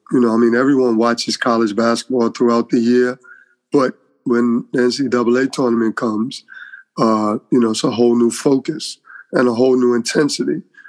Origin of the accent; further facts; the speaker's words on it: New York, United States; Yes, I'll tell everyone, you know, New York made me just that competitive environment every day.